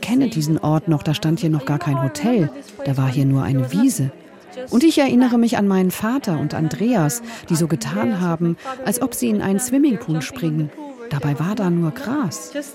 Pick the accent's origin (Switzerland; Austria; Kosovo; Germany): Kosovo; born or raised there